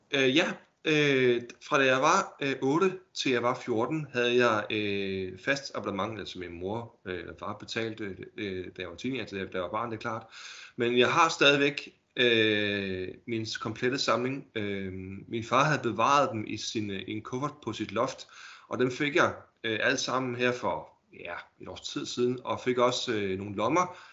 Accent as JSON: {"language": "Danish", "town": "Holbæk", "region": "Zealand", "country": "Denmark", "said": "Jeg er fra Holbæk."}